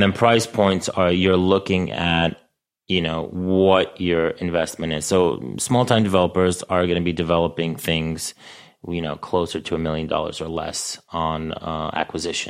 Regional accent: New York City, New York, United States; I grew up in Astoria, so I knew Astoria

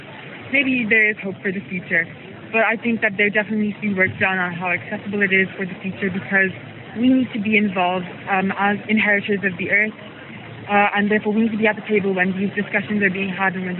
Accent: Manchester, North West England, United Kingdom; I'm from Manchester

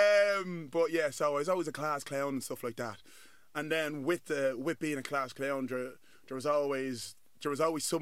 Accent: Dublin, Leinster, Ireland; moved away as an adult; also born or lived in Nigeria (parents); now in London, United Kingdom; I'm bleeding Irish

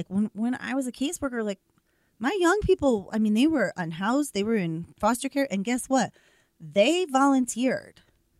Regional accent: Boston, Massachusetts, United States; now in Colorado, United States; I'm from Boston, Massachusetts.

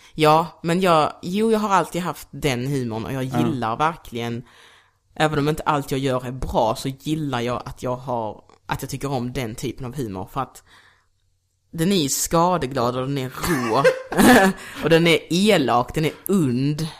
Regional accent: Degeberga, Skåne, Sweden; moved away; also born or lived in Luanda, Angola / Kristianstad; Jag är uppvuxen i Degeberga. Så jag flyttade typ från Angola till Kristianstad, sen till Degeberga

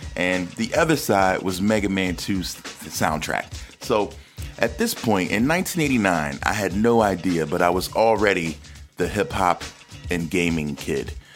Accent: East Coast, United States; moved away; I was a kid from the East Coast

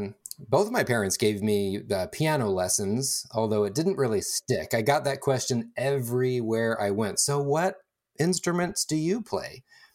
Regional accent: California, United States; Born and raised in Northern California, the East San Francisco Bay.

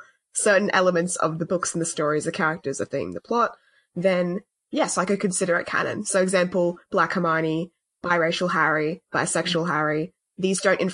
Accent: Australia; We're Australian

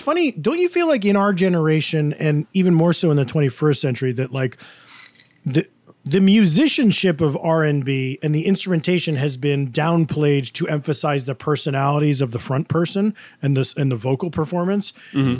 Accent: Woodstock, New York, United States; I'm from Woodstock

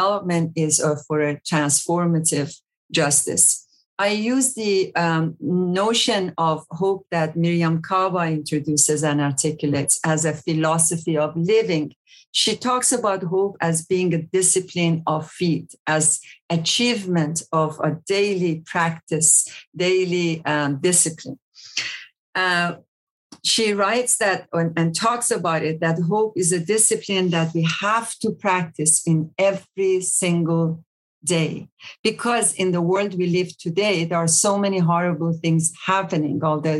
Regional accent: Iran; also born or lived in South Africa; now in Champaign-Urbana, United States; Iran, my home country

